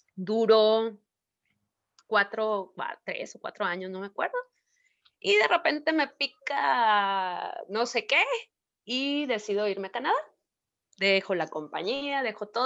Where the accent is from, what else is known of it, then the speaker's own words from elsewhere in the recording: Mexico; soy de México, soy bailarina